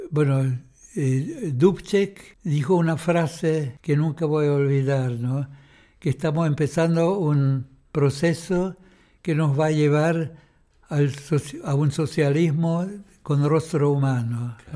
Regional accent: Chile; Y nosotros, había como 40 chilenos, creo, allá, ¿no?

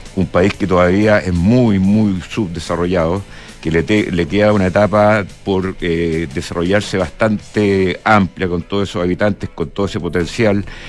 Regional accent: Chile; also born or lived in Peru; nosotros como chilenos

